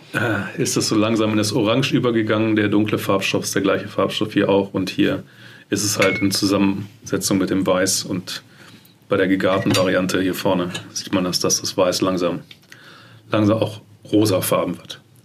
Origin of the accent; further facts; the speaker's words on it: Germany; bei uns in Deutschland